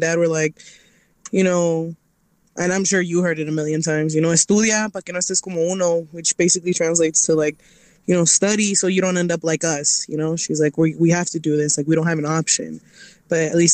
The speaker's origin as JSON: {"language": "English", "town": "Fernley", "region": "Nevada", "country": "United States", "tie": "born or raised there", "also_born_or_lived": "Los Angeles, California", "first_language": "Spanish", "second_language": "English", "said": "my dad got a job out in Nevada in this little town called Fernley, and we came out here"}